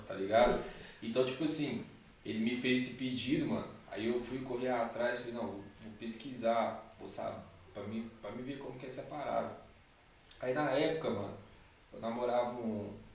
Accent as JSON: {"language": "Portuguese", "town": "Belo Horizonte", "region": "Minas Gerais", "country": "Brazil", "moved": "as an adult", "lives_now": "São Paulo, Brazil", "said": "Eu sou de BH mesmo"}